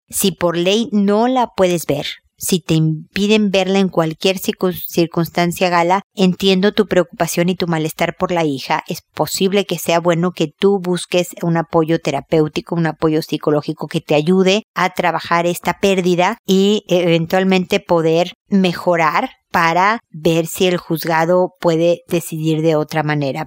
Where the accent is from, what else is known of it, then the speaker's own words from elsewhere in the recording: Mexico; moved away as an adult; also born or lived in United States; now in Chile; yo soy mexicana y obviamente viví gran parte de mi vida en México